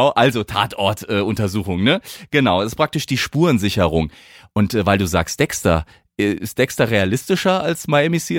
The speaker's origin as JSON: {"language": "German", "region": "Hesse", "country": "Germany", "said": "Äh, ich bin ja selbst aus dem Hause Südhessen, also Heimspiel heute für uns drei, ne?"}